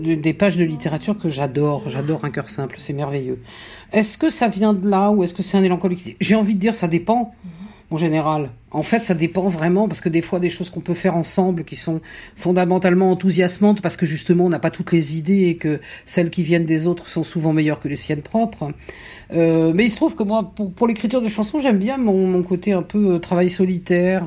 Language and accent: French; Toulouse, Occitania, France; Je suis pas né à Toulouse, moi j'ai grandi à Toulouse